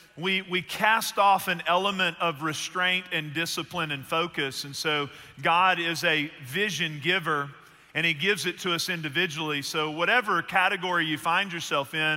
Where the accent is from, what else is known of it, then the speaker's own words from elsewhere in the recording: Northeast Texas, United States; I grew up in Northeast Texas, and my uncle's from there, too